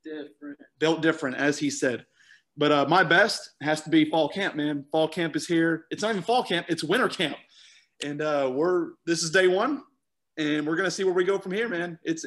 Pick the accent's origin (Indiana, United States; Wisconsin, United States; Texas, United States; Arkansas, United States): Arkansas, United States; North Little Rock; moved away; I'm from North Little Rock. I'm not from Little Rock.